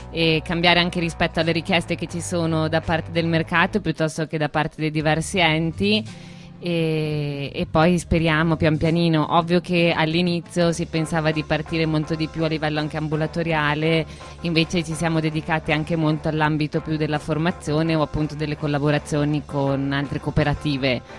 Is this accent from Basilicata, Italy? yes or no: no; Trento, Trentino-Alto Adige, Italy; Ah, sto imparando il dialetto noneso. Io da trentina cittadina mi sto